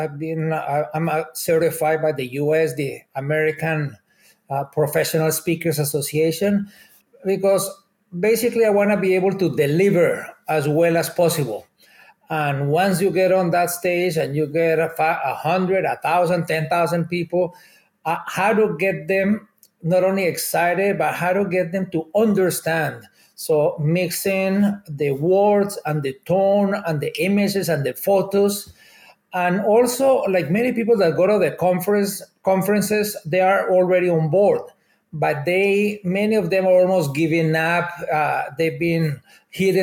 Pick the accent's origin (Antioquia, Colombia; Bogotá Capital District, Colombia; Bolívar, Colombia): Bogotá Capital District, Colombia; Bogotá; moved away as an adult; also born or lived in Canada; now in Toronto, Canada; I'm originally from Bogota, Colombia. Before immigrating to Canada